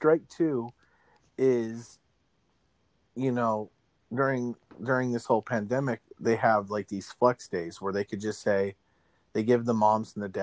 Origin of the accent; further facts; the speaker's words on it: Arizona, United States; now in Pittsburgh, United States; growing up in Arizona, like I have a contrast because here in Pittsburgh